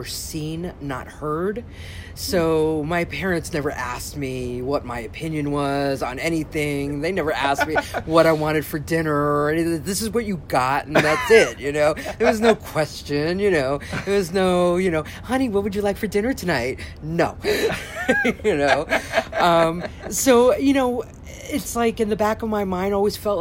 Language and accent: English; New York, United States; I was born and raised in New York. My parents actually came here from Colombia, South America